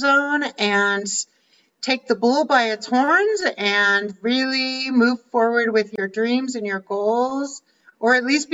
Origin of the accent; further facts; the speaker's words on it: Littleton, Colorado, United States; moved away as an adult; also born or lived in Washington, D.C. / Arizona; I grew up in Littleton, Colorado